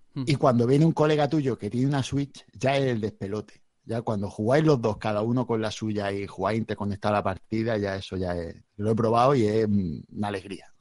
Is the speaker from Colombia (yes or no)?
no; Spain; now in Region of Murcia, Spain; Soy, soy nací en el Mediterráneo